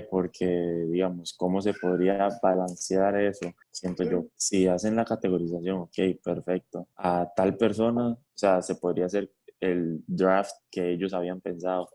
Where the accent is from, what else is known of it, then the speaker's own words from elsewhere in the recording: Costa Rica; nosotros como ticos